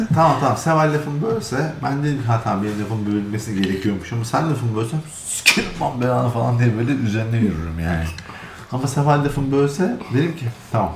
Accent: Istanbul, Turkey; moved away; biz Türkçeyi abi açık açık söyleyeyim İstanbul'da çok farklı konuşuyoruz

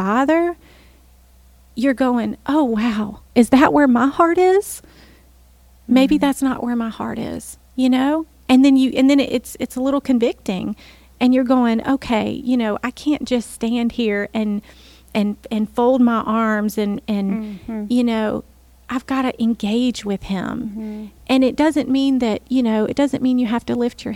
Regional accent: New Orleans, Louisiana, United States; I'm from New Orleans

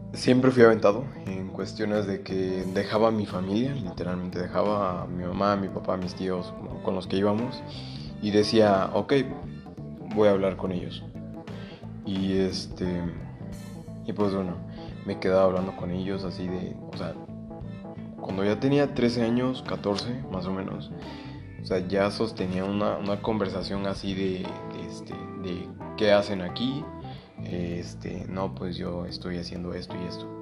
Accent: Mexico; yo soy de México

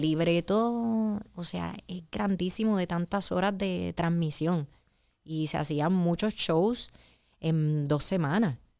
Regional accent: Puerto Rico

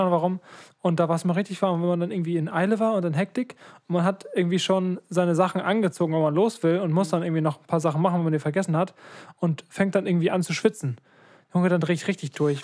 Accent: Ratekau, Schleswig-Holstein, Germany; also born or lived in Lübeck; unsere berühmte Kirche in Radekau

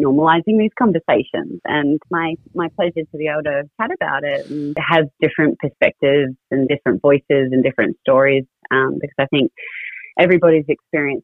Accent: Townsville, Queensland, Australia; born or raised there; also born or lived in Brisbane

